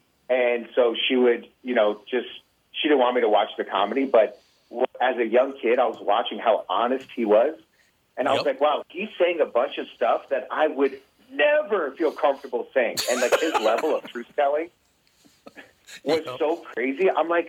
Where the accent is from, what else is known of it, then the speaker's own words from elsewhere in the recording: Detroit, Michigan, United States; moved away; also born or lived in Los Angeles; Even when I moved to LA, I would always just tell people I'm from Detroit